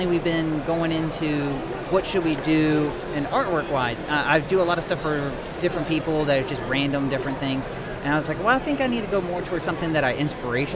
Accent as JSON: {"language": "English", "town": "Richmond", "region": "Virginia", "country": "United States", "said": "We're from Richmond area"}